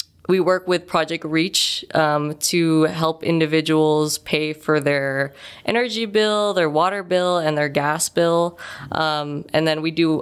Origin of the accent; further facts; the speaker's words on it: Chicago, Illinois, United States; now in Las Vegas, United States; I'm actually from Chicago, but I am Pinay, a proud Pinay American.